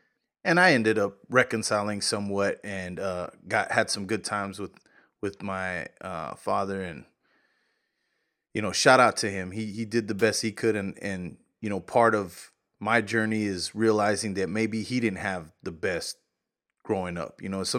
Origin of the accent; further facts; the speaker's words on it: New Mexico, United States; Santa Fe Brewing Company, for one, I'm from New Mexico.